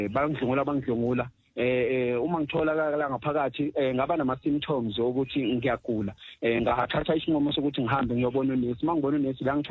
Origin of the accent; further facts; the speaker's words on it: Durban, KwaZulu-Natal, South Africa; now in Pretoria, South Africa; Eh ngokuzalwa ngizalwa le eThekwini kwaMashu eh ngecebo likaNkuluNkulu ngihlala la ePitoli